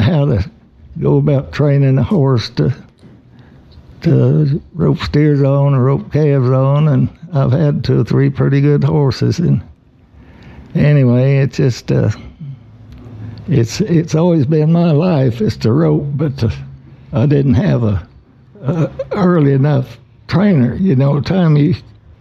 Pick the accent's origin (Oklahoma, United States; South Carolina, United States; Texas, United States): Oklahoma, United States; Osage County line; I was born and raised right here in Polk City, only on the Osage County line.